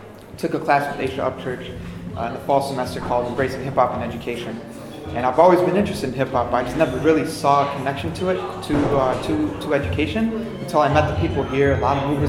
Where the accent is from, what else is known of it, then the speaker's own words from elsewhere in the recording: Dearborn, Michigan, United States; moved away as an adult; now in Cambridge, United States; I'm from Dearborn, Michigan, right outside Detroit